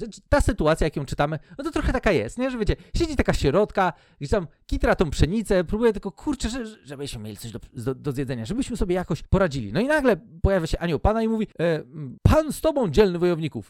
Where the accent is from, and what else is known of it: Poland